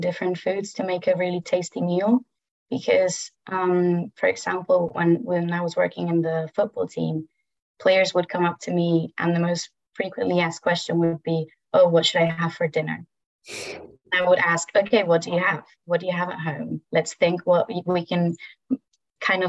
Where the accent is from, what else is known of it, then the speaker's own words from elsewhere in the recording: Madrid, Community of Madrid, Spain; also born or lived in France / Birmingham, United Kingdom; I'm from Madrid, Spain